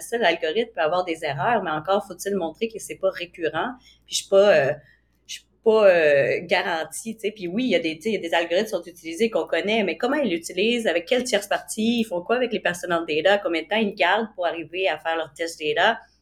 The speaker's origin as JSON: {"language": "French", "country": "Canada", "said": "en tant que Canadien"}